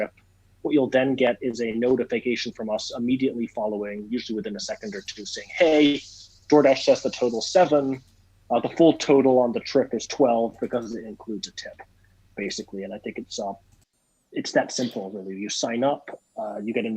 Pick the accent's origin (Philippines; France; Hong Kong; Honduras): Hong Kong; moved away; I grew up in Hong Kong, and they did not teach me Spanish in Hong Kong